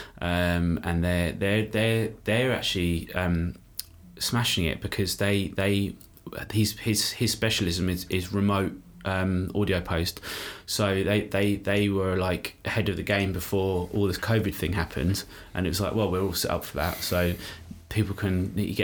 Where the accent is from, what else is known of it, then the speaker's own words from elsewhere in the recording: Brighton, South East England, United Kingdom; I grew up in Brighton.